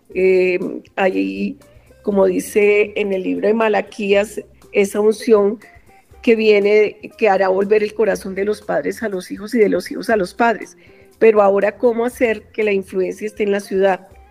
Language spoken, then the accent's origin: Spanish; Bogotá, Colombia; yo soy bogotana